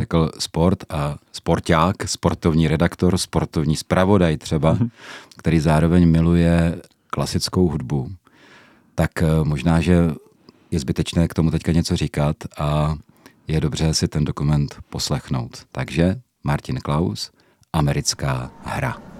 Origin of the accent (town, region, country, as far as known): Czechia